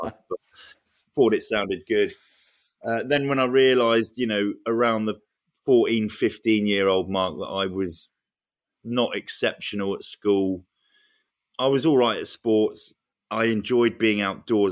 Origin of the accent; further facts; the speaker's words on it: Luton, East of England, United Kingdom; I grew up in Luton.